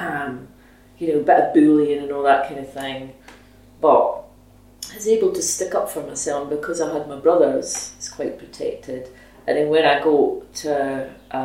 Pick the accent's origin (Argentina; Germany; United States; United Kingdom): United Kingdom; Dundee, Scotland; I was born in 1964, so I'm 56, and I grew up in Minas Hill in Dundee.